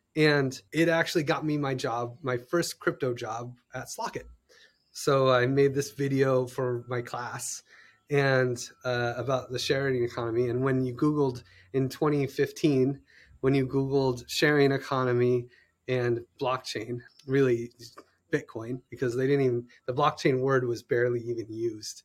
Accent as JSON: {"language": "English", "country": "United States", "said": "I'm an American"}